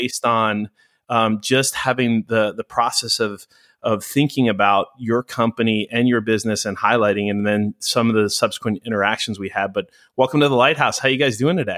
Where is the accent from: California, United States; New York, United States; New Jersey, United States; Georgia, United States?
New York, United States; now in Los Angeles, United States; when I moved to Los Angeles, I'm, I'm originally a New Yorker